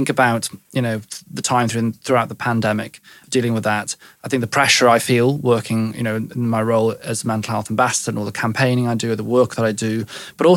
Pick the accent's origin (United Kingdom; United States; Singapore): United Kingdom; West Wales; I grew up in West Wales